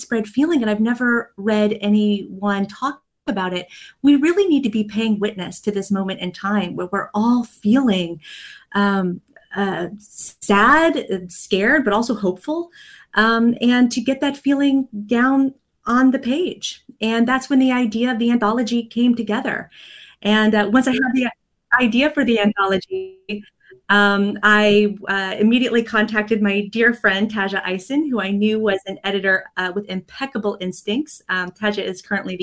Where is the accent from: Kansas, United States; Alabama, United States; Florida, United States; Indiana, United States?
Kansas, United States; now in East Coast, United States; I was visiting my hometown back in Kansas